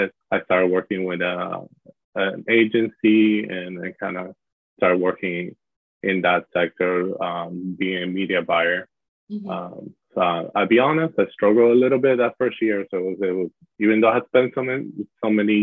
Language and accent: English; Miami, Florida, United States; also born or lived in Panama; I was born in Panama, so I'm from the U.S., but I have spent most of my life living in Miami, Florida